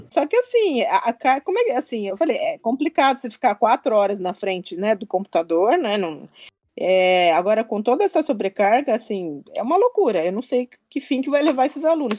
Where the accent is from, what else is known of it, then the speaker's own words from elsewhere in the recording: Brazil; also born or lived in Japan; Eu venho do Brasil